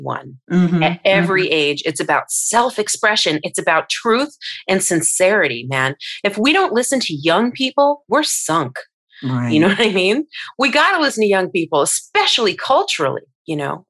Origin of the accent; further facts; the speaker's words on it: Long Island, New York, United States; Long Island